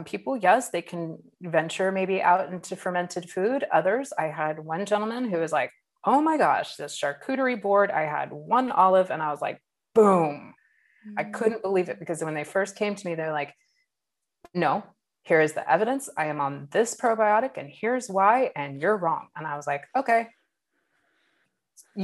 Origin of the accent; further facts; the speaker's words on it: Southeast Alaska, United States; now in California, United States; I grew up in Southeast Alaska in a rainforest